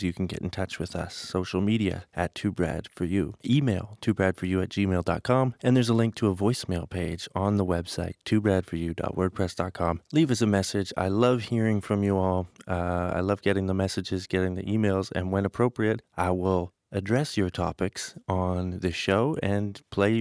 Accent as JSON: {"language": "English", "town": "Calgary", "region": "Alberta", "country": "Canada", "tie": "born or raised there", "said": "Calgary, my hometown"}